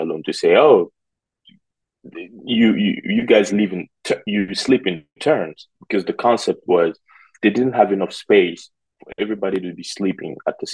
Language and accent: English; Conakry, Guinea; now in United States; I was born in Conakry in a neighborhood called Bonfim, which is where my mom still lives today